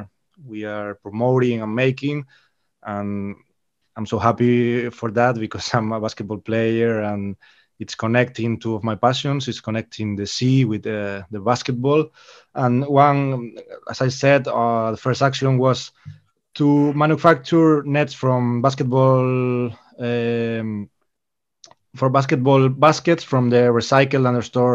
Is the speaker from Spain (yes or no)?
yes; Galicia, Spain; I am from Galicia, so the sea here is a passion